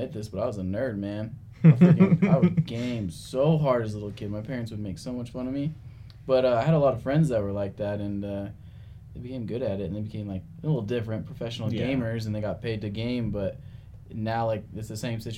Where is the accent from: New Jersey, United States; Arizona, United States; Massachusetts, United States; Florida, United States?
Arizona, United States; I'm from Arizona